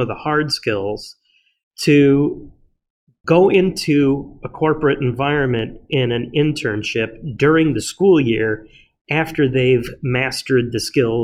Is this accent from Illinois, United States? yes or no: yes; Chicago, Illinois, United States; I'm a Chicagoan through and through, born here, raised here, and I'll die here.